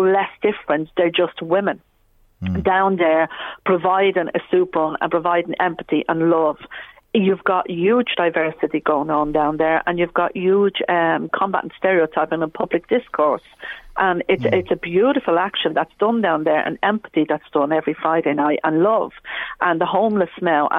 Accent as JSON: {"language": "English", "town": "Dublin", "region": "Leinster", "country": "Ireland", "tie": "born or raised there", "said": "I'm originally from Coolock. I became a Muslim in 2005. I kind of lived both sides of the tracks, and I'm always saying it's a blessing. Because growing up here in the 80s"}